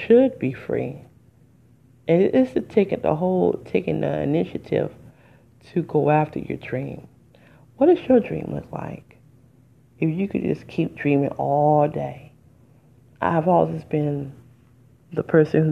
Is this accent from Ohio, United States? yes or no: no; Detroit, Michigan, United States; I'm from Detroit. And I was going to the public school, and I was in area 4